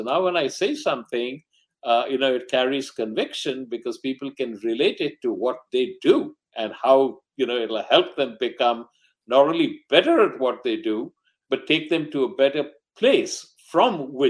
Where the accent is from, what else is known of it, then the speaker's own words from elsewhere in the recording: Mumbai, Maharashtra, India; born there; also born or lived in Delhi / Calcutta / Rangoon / Ahmedabad; I was born in Bombay, now Mumbai. And I had my early education all over North India because my father was in the government service.